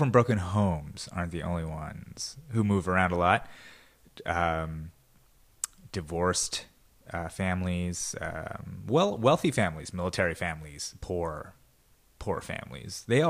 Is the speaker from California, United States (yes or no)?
yes; California, United States; I mean, I was just a kid growing up in the Valley, but that's just how Burbank always felt like it was somewhere away.